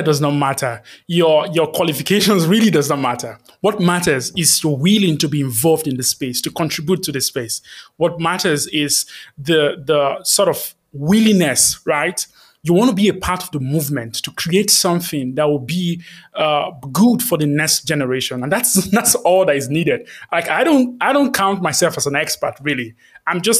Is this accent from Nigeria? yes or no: yes; Nigeria; I'm from Nigeria